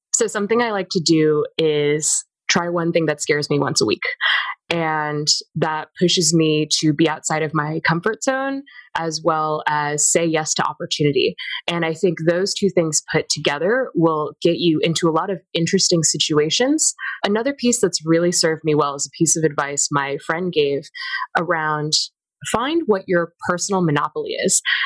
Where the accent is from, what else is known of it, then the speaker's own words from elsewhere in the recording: Virginia, United States; the communities that I was a part of in my time growing up in Virginia